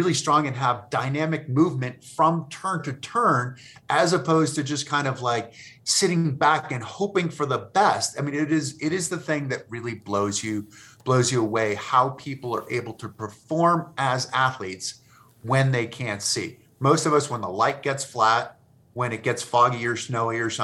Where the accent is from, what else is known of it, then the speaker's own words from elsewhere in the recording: Massachusetts, United States; I grew up in Massachusetts